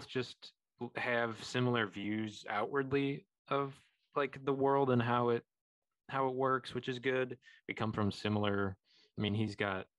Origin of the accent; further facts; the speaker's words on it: Illinois, United States; we didn't experience them in Illinois